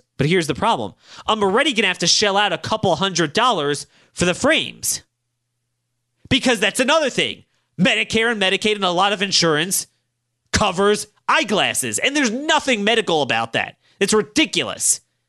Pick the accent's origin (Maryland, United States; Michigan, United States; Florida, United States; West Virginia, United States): Maryland, United States; Baltimore; this is your sixth sense you pick up growing up in Baltimore.